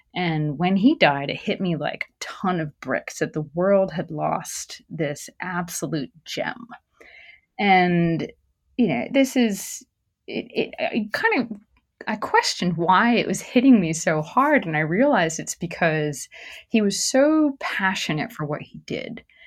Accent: New Jersey, United States; moved away as an adult; also born or lived in New Mexico; I grew up in New Jersey

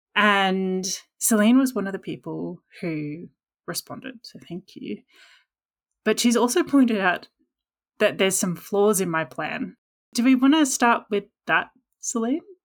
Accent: Australia; accent: Australian English; the number of languages I speak is one, which is Australian English

